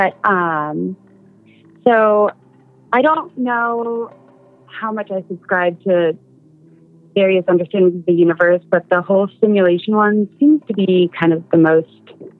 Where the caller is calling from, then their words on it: Seattle, Washington, United States; Hi. This is …, I'm from Seattle.